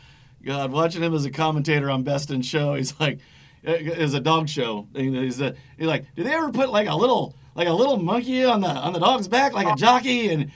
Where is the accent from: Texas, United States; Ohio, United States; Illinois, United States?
Illinois, United States; small town in; We're about an hour south of Chicago, and actually I come from a town that's about 2 hours even south of here. It had about 1,600 people in it.